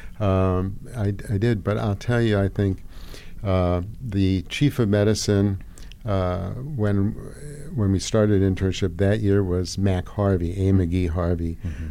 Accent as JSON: {"language": "English", "country": "Hungary", "tie": "born or raised there", "moved": "yes", "lives_now": "United States", "said": "I grew up in Hungary"}